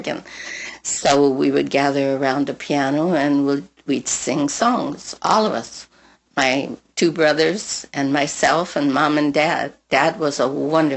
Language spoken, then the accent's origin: English; Pasadena, California, United States; when I was growing up in Pasadena, at school, I used to sing at all the dances